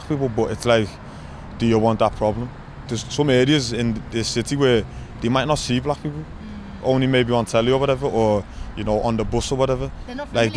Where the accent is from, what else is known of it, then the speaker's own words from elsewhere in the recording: Liverpool, North West England, United Kingdom; I'm in Liverpool is my city. I'm a Scouser